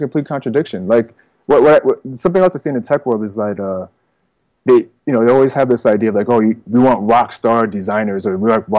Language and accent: English; East Coast, United States; I come from the East Coast, so, you know, there's this idea of, I'm not saying I don't buy into this, but this idea of, like, you know, hip-hop's on the East Coast